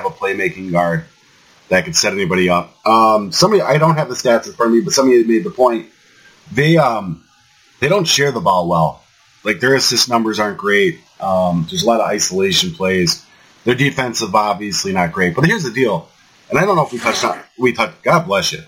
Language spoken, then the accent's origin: English; United States; I'm American